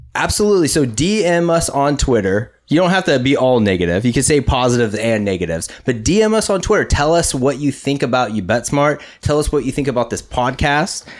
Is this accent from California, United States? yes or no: yes; Huntington Beach, California, United States; We're from California. We're from Huntington Beach. It's Surf City, U S